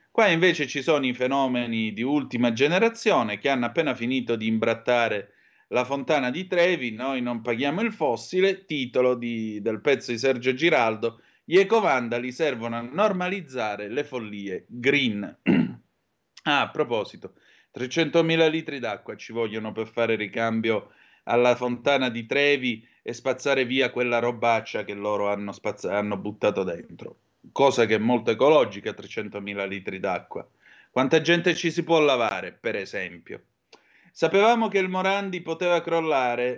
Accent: Vibo Valentia, Calabria, Italy; sono di Vibo

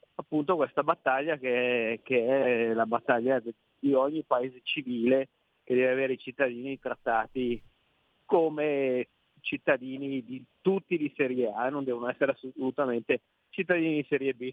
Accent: Piedmont, Italy; da piemontese

